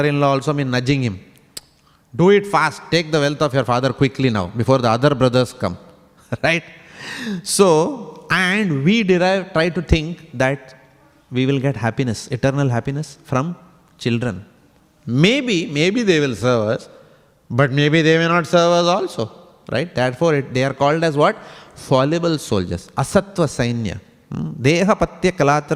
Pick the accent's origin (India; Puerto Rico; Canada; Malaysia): India; moved away; I come from India.